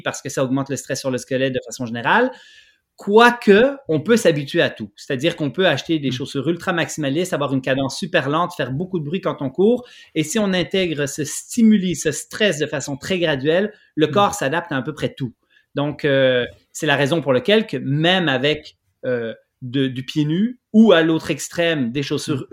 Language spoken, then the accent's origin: French; Switzerland; now in Quebec, Canada; je suis originaire de la Suisse, donc je connaissais un peu le coin